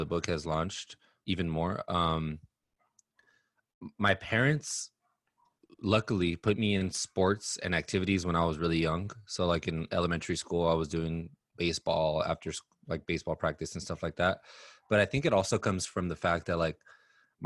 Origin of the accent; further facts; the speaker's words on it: Los Angeles, California, United States; also born or lived in Inland Empire, California; I grew up in Los Angeles. I lived in the Inland Empire, which is like suburb area of LA for some of my upbringing as well.